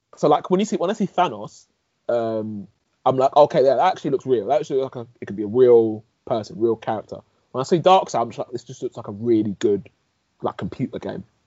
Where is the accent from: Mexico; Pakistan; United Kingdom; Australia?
United Kingdom; England; I was born here, grown up here